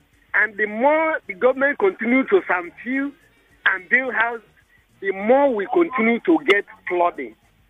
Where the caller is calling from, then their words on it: Lagos, Nigeria; calling you from Ikoyi.